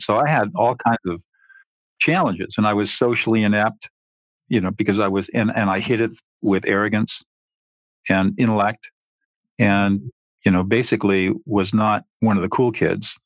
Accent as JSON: {"language": "English", "town": "San Marino", "region": "California", "country": "United States", "tie": "born or raised there", "said": "I grew up in San Marino, which, as you probably know, is a fairly affluent area in the Pasadena San Gabriel Valley"}